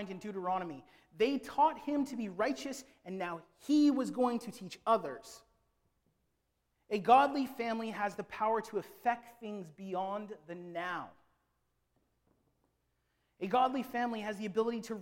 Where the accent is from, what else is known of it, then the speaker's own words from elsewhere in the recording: Philippines; I am a Filipino